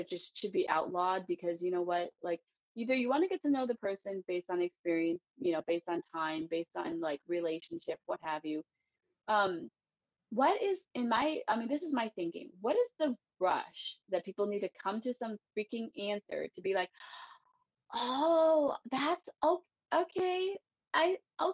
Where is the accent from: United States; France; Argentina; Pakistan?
United States; East Coast; I was raised in America